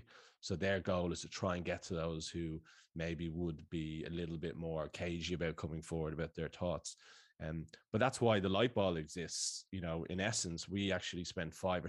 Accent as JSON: {"language": "English", "town": "Dublin", "region": "Leinster", "country": "Ireland", "moved": "as an adult", "lives_now": "Sydney, Australia", "said": "I'm from Sloregan in Dublin, so around the corner"}